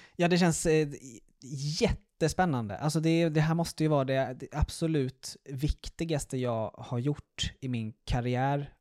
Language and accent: Swedish; Stockholm, Stockholm County, Sweden; moved away as an adult; also born or lived in Malmö; jag är alltså uppvuxen och, i Stockholm